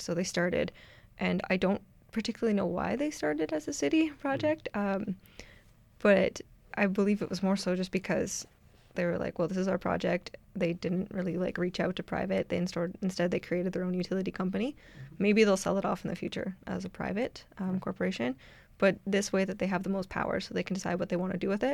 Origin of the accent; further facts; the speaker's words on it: Ontario, Canada; now in Edmonton, Canada; I'm from Ontario